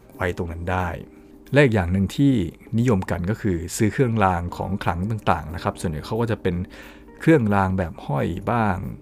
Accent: Thailand; moved away as an adult; now in Nagoya, Japan; สำหรับผมที่มาจากเมืองไทย

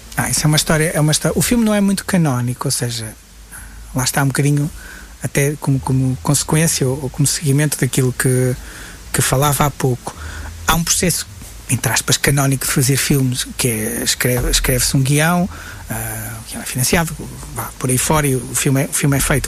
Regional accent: Guimarães, Braga, Portugal; also born or lived in Coimbra; Eu sou, sou, sou de Guimarães, uh, uh, nasci e vivo em Guimarães

